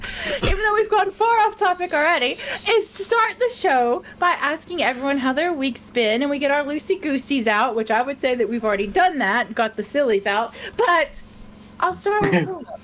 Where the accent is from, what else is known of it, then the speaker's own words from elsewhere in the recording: United States; now in Northern Ireland, United Kingdom; being that I am Scottish, that's always confusing to people. Yes, I'm American, but I'm a first-generation American who came back. So, like, I was surrounded by just Scottish accents my whole life.